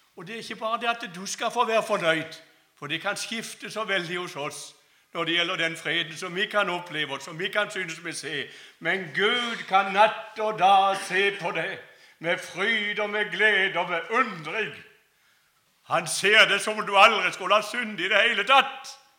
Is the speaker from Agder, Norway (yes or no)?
yes; Kristiansand, Agder, Norway; Jeg kommer altså fra Flekkerøy utenfor Kristiansand.